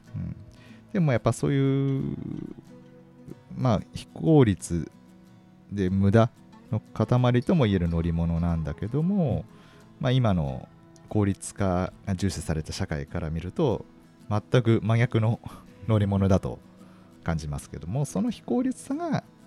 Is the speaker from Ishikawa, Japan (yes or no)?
yes; Kanazawa, Ishikawa, Japan; now in Kakegawa, Japan; 僕の出身があの石川県の金沢市なんで